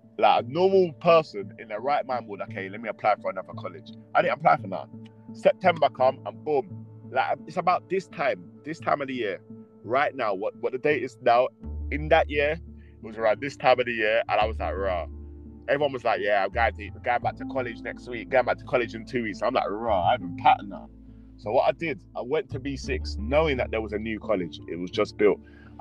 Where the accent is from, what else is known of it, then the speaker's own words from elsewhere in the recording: London, United Kingdom; all my people I knew was in Leighton